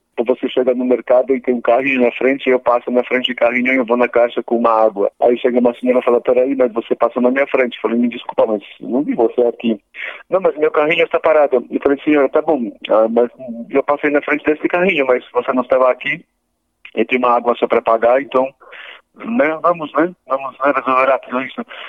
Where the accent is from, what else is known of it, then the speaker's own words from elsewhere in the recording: Poland; first language Polish; Portuguese is a second language; moved away as an adult; also born or lived in Germany / United States; now in Brazil; nunca ninguém conseguiu, pelo meu sotaque, dizer que eu posso ser polonês